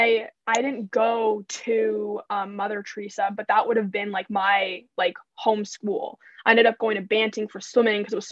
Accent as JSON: {"language": "English", "town": "London", "region": "Ontario", "country": "Canada", "tie": "born or raised there", "said": "We're true Londoners."}